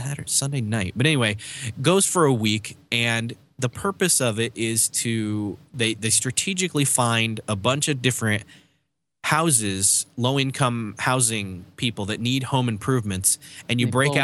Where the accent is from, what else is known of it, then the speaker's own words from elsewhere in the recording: Rochester, New York, United States; I grew up in Rochester, New York